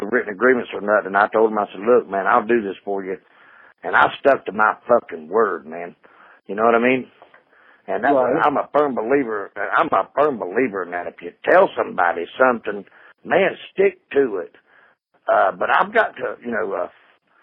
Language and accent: English; North Carolina, United States; now in upstate New York, United States; I'm from North Carolina